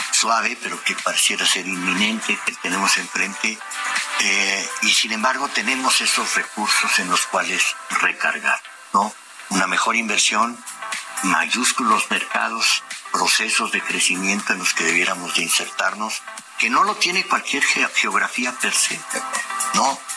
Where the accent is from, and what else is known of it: Mexico